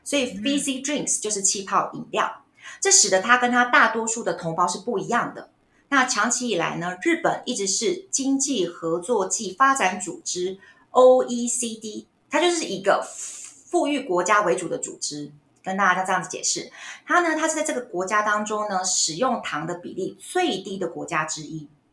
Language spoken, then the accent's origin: Chinese; Taiwan; 我们台湾人其实很遵从日本的养生